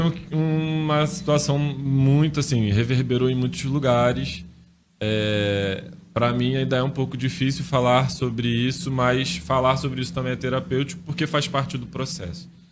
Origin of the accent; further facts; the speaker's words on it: Nilópolis, Rio de Janeiro, Brazil; eu sou de Nilópolis, Baixada Fluminense, no estado do Rio de Janeiro